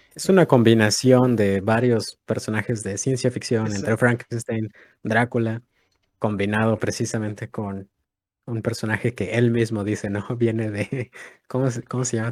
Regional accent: Mexico; si somos de México

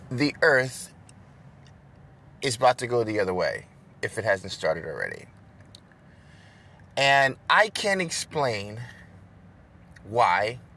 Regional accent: New York, United States; moved away; also born or lived in Dubai / Africa / Fort Worth, Texas; where I was born in New York

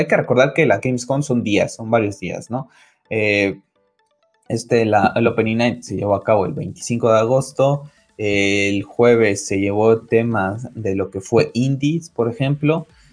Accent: Mexico; en mi país, en México

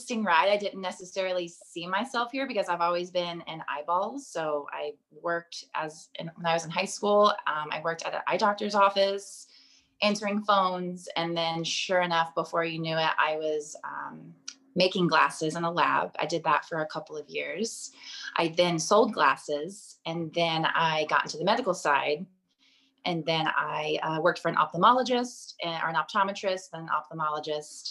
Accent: Texas, United States; I grew up in Texas on property

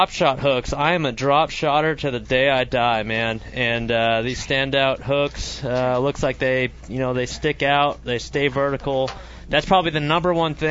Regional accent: California Delta, United States; growing up on the California Delta

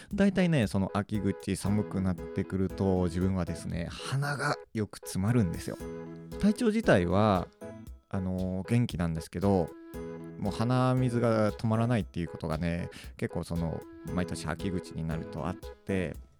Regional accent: Akita, Japan; moved away; 元々、秋田のど田舎の、えー、出身

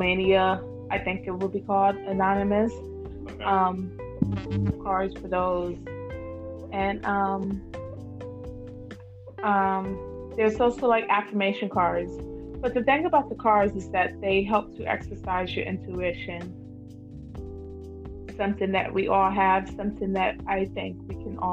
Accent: Georgia, United States; I'm from Georgia

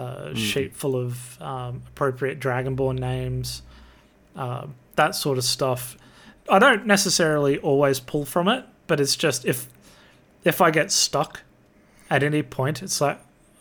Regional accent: Australia; I'm an Aussie.

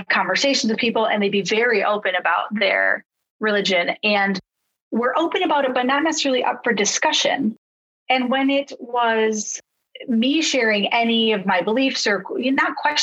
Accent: Traverse City, Michigan, United States; a Catholic church in my hometown of Traverse City

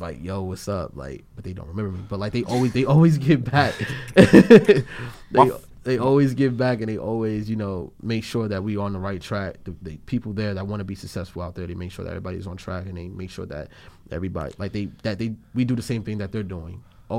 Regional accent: New Jersey, United States; I'm from North New Jersey

